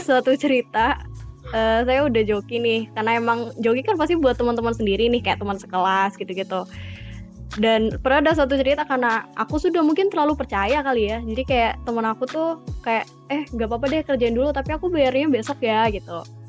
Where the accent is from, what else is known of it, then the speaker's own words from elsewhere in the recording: Sidoarjo, East Java, Indonesia; moved away as an adult; now in Malang, Indonesia; Aku sebenarnya asalnya dari Sidoarjo, cuma lagi ambil kuliah di Malang